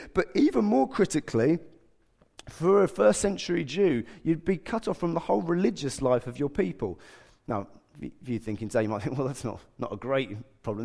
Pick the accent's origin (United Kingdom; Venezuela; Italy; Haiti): United Kingdom; England